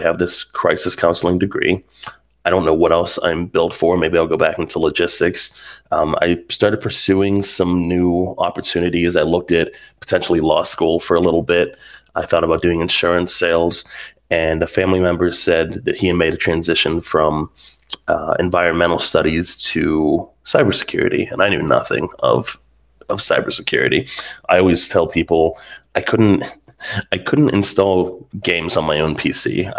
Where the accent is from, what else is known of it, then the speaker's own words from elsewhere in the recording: Pittsburgh, Pennsylvania, United States; I was living a couple hours away from where I grew up in Pittsburgh, and decided to move back home, help take care of my mom.